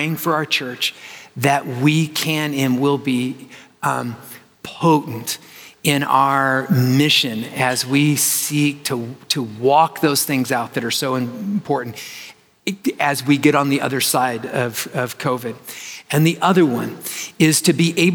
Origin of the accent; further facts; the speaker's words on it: Arizona, United States; I'm from Arizona